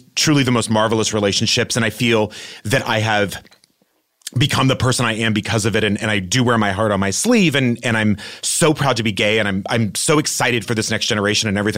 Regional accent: El Paso, Texas, United States; also born or lived in New York; now in Los Angeles, United States; growing up in El Paso, Texas

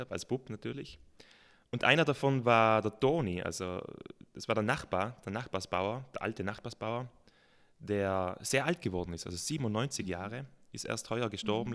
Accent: South Tyrol, Trentino-Alto Adige, Italy; Natürlich bin ich in Südtirol aufgewachsen

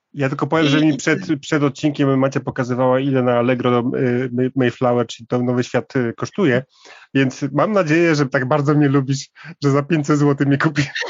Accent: Warmian-Masurian Voivodeship, Poland; moved away; ja trochę jestem z, z tamtych okolic, jestem z Warmii

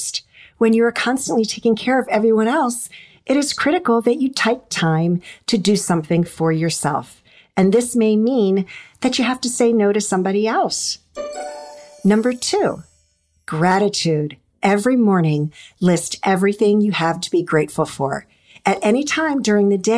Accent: Annapolis, Maryland, United States; also born or lived in Washington, D.C. metro area; I've always lived in the D.C. metro area and grew up outside of Annapolis, Maryland

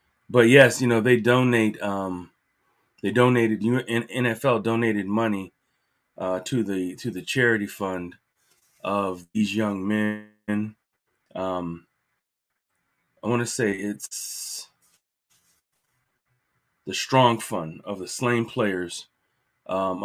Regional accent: Virginia Beach, Virginia, United States; I'm from Virginia Beach, and I'm here in Hampton Roads

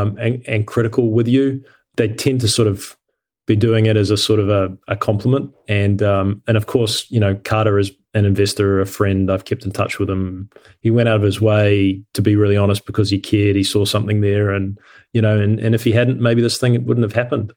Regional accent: New Zealand; moved away as an adult; also born or lived in Cincinnati, United States / Australia; I grew up in New Zealand and I left New Zealand when I was, was eighteen

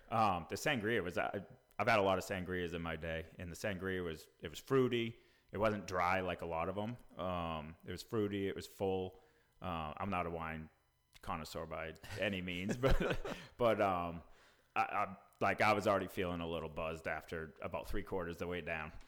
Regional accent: New England, United States; now in Franklin, TN, United States; we're both from New England.

